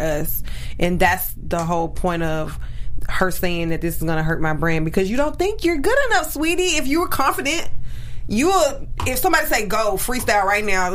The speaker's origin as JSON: {"language": "English", "region": "the South", "country": "United States", "said": "I'm from the South"}